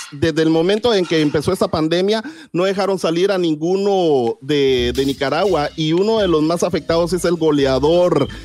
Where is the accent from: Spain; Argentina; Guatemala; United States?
Guatemala; En mi país, Chocolata, Guatemala